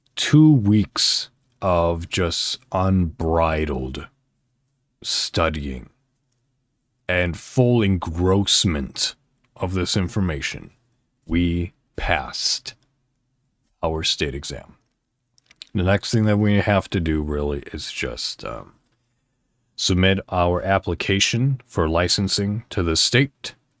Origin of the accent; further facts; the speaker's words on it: northwest suburb of Chicago, Illinois, United States; I'm actually from Illinois in the United States, a northwest suburb of Chicago.